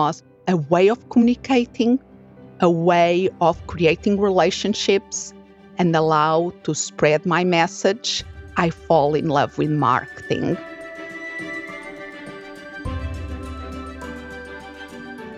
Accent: Portugal; moved away as an adult; now in United States; I'm originally from Portugal, and I moved here to the United States

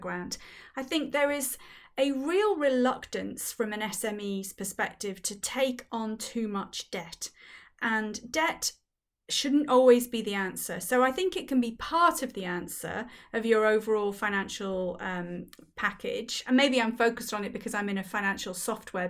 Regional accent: Wales, United Kingdom; I grew up in Wales and there's no Z in the Welsh language

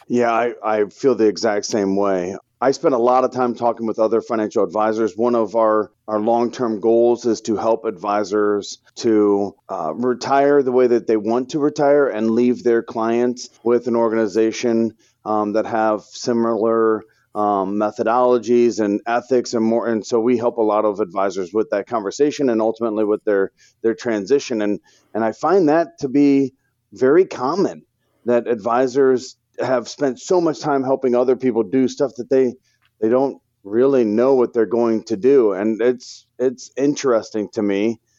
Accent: St. Louis, Missouri, United States; born and raised in Saint Louis, Missouri, love the Cardinals

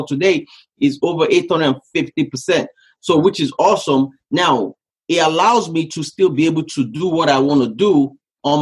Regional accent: Nigeria; moved away as an adult; also born or lived in Canada; now in United States; So I grew up in West Africa, Nigeria. I left Nigeria when I was 18 years old.

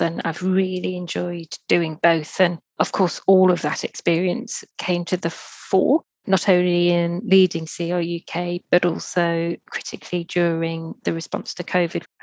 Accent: Merseyside, North West England, United Kingdom; I grew up on Merseyside. That's near Liverpool

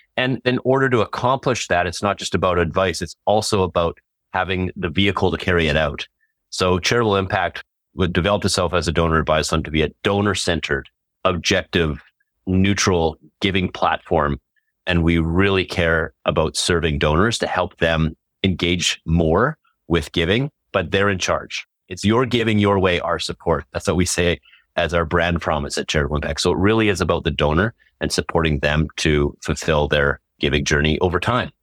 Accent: Canada; as a Canadian

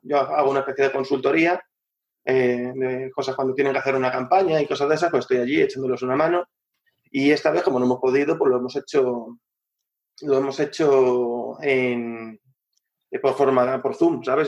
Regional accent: Madrid, Community of Madrid, Spain; now in La Manga del Mar Menor, Spain; yo, soy madrileño, ¿eh? Yo soy madrileño

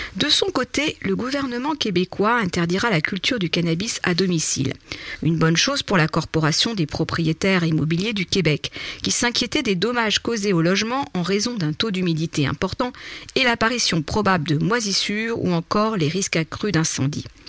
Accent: France; chez nous en France

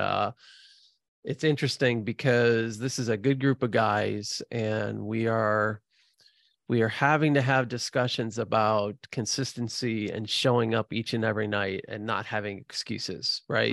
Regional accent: Midwest, United States; I'm, I'm born and bred in the Midwest

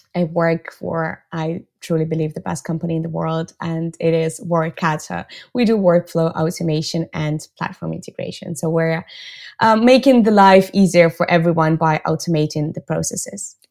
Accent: Russia; moved away as an adult; now in Barcelona, Spain; I'm based in Barcelona, but I'm originally from Russia

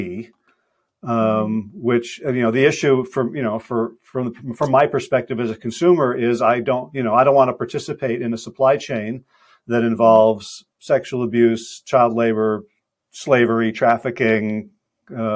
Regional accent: United States; as an American

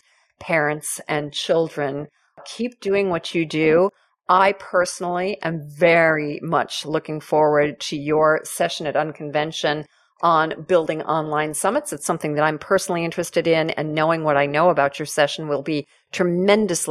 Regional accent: Texas, United States; now in Australia; I'm a Texan

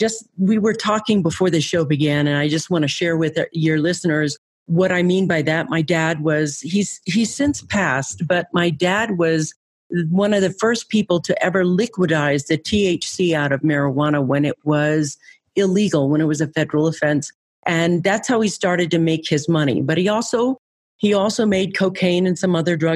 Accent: San Francisco, California, United States; I grew up in California. I lived in San Francisco

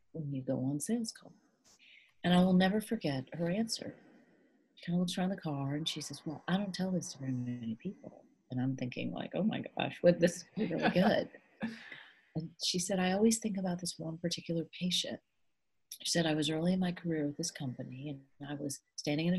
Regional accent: United States; I'm an American

